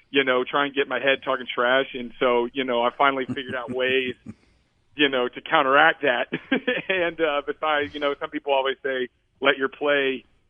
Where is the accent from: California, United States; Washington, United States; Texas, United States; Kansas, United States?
Texas, United States; Dallas; moved away; I'm from Dallas